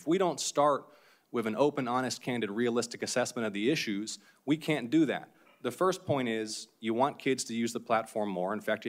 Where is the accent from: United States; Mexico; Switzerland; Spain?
United States; Georgia; certainly in my home state of Georgia